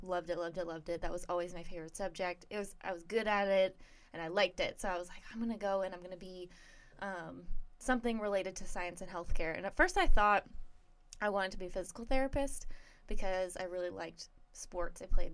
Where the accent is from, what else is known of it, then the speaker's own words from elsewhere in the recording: Barrie, Ontario, Canada; moved away as an adult; now in United States; I'm from the Toronto area. Nice. 40 minutes north of Toronto, a place called Barrie.